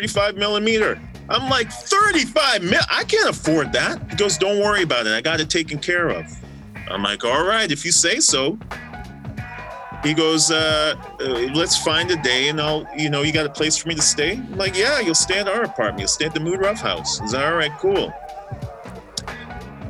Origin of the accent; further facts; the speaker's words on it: Winnipeg, Manitoba, Canada; we're from Winnipeg.